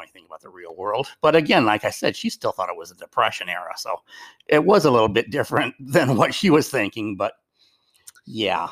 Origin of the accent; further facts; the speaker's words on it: Westland, Michigan, United States; I grew up on Westland